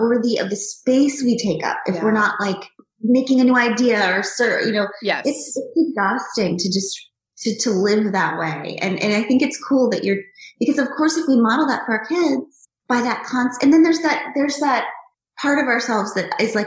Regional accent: United States; I'm also American

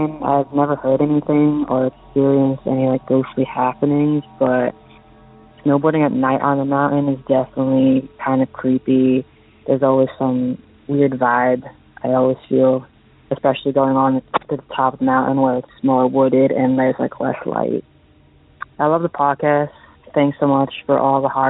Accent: central Massachusetts near Worcester, United States; I grew up in central Massachusetts near Worcester

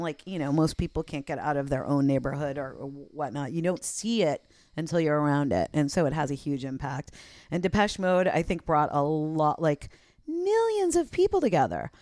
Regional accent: East Coast, United States; I grew up on the East Coast

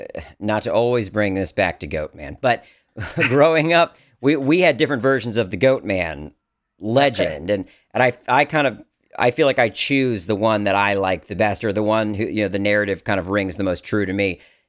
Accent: Maryland, United States; I grew up in Maryland, and so I have the Goat Man of Maryland.

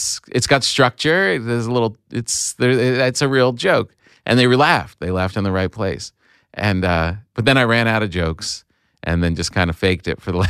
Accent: New Jersey, United States; Yeah, Bergen County.

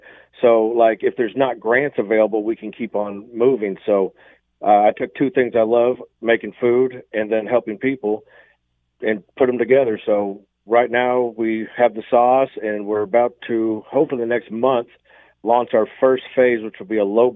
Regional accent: Tulsa, Oklahoma, United States; moved away as an adult; now in Hamilton, Canada; I myself are from Tulsa

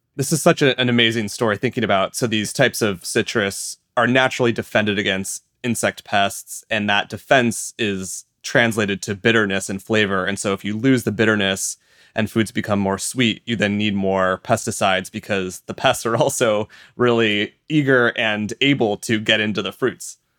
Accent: Iowa, United States; I'm from Iowa in the U S and my house is not far at all from massive fields of corn and soy

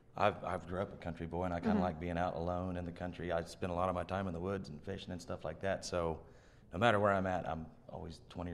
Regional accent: Chandler, Oklahoma, United States; I'm just from Chandler, Oklahoma.

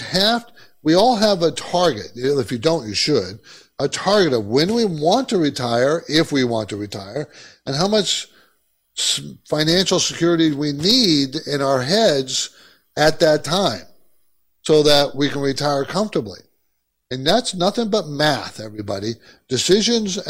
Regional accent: Southern California, United States; also born or lived in New York; I grew up in California, Southern California. And it's pretty laid back here

